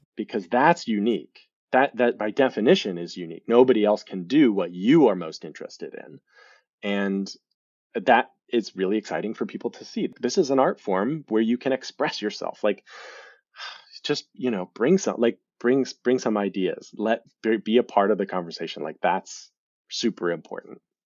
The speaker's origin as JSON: {"language": "English", "town": "Lincoln", "region": "Nebraska", "country": "United States", "tie": "born or raised there", "also_born_or_lived": "Galveston, Texas", "moved": "yes", "said": "So, I am originally from Lincoln, Nebraska, um, although I was born in Galveston, I only lived for, there a couple of years, and grew up in Lincoln, Nebraska."}